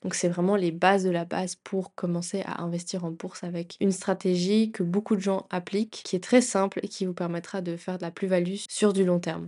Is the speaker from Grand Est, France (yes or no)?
yes; Grand Est, France; moved away as an adult; also born or lived in Basel, Switzerland; now in Lausanne, Switzerland; J'ai quitté mon pays natal, la France